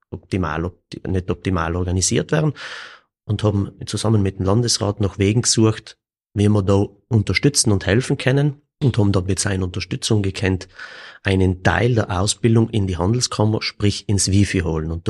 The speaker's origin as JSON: {"language": "German", "town": "Kiens", "region": "Trentino-Alto Adige", "country": "Italy", "said": "Ich selber bin aus Kirns."}